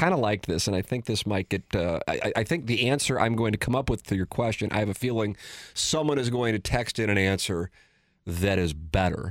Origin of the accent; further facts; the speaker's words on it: St. Louis, Missouri, United States; As a kid growing up in South City, an Irish kid on top of it